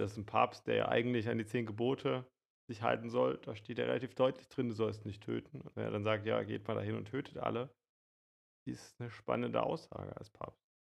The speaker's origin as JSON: {"language": "German", "country": "Germany", "said": "uns als Deutsche"}